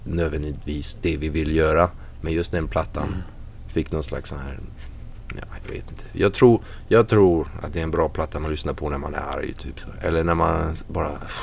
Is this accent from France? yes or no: yes; France; moved away as an adult; also born or lived in Nyköping, Sweden / Värmland, Sweden; now in Sweden; Jag är född i, i Frankrike och uppvuxen där